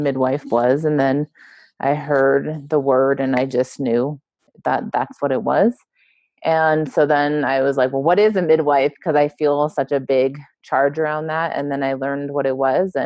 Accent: Los Angeles, California, United States; moved away as an adult; also born or lived in Mexico; I grew up in LA. I grew up in Southern California, and I grew up in close proximity to the border with Mexico.

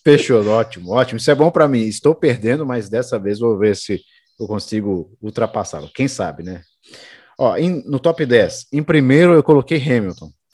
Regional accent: Brazil; a gente é brasileiro

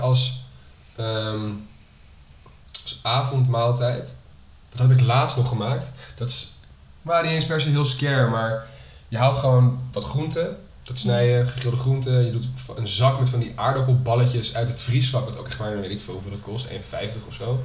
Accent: Netherlands; kunnen wij best wel zuipen als Nederlanders

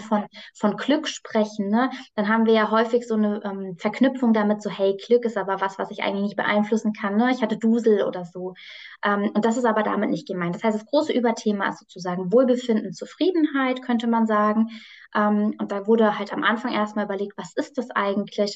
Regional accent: near Frankfurt am Main, Hesse, Germany; ich komme aus der Nähe von Frankfurt am Main

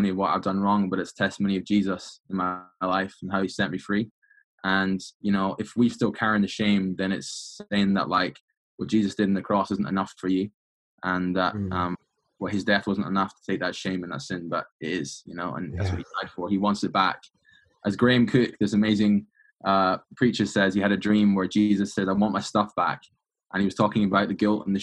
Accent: Edinburgh, Scotland, United Kingdom; moved away as an adult; now in Redding, United States; I am from Scotland, born and bred. I was born in 1996 in Edinburgh, capital on the East Coast, baby. And I stayed there until about 18 years old

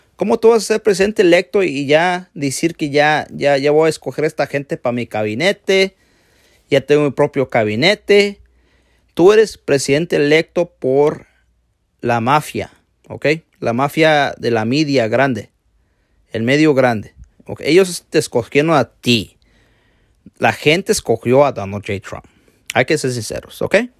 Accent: Mexico; Yo soy mexicano

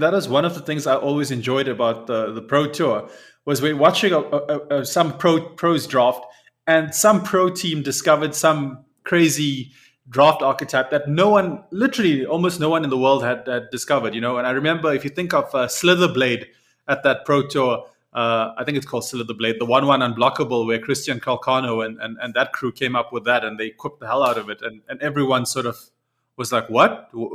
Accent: South Africa; as a South African

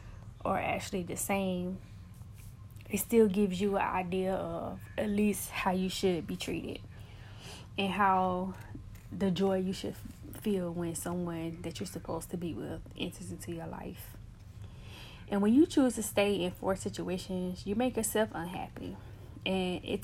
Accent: United States; I am from the States, so I represent the States

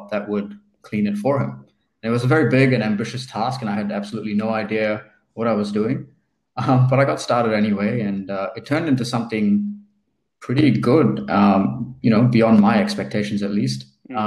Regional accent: New Zealand; moved away as an adult; also born or lived in India; now in Melbourne, Australia; I'm originally from India. I moved to New Zealand when I was seven. And in New Zealand, I sort of found this love for technology and entrepreneurship kind of during high school.

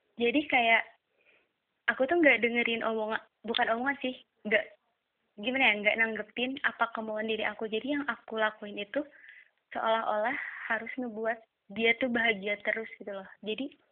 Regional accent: Tasikmalaya, West Java, Indonesia; Asal aku dari Tasik.

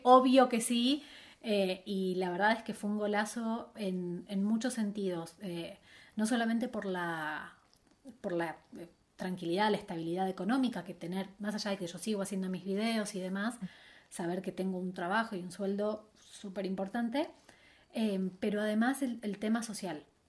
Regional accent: Buenos Aires, Argentina; moved away as an adult; now in Madrid, Spain; volví a Buenos Aires

